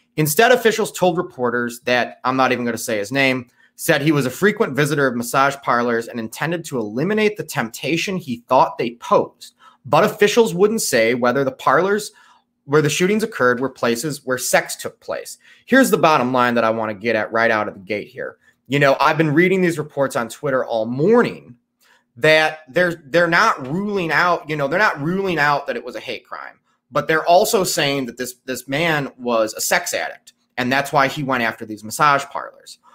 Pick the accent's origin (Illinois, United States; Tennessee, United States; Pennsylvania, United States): Illinois, United States; Chicago; I'm from Chicago